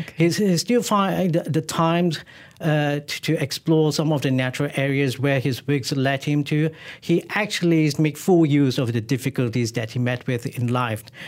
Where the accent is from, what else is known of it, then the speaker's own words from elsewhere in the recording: Malaysia; where I was born in Malaysia